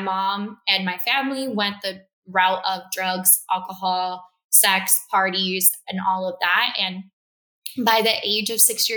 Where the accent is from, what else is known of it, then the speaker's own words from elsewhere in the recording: Miami, Florida, United States; also born or lived in Cuba; I moved to Florida. I was raised in Miami, Southwest Florida.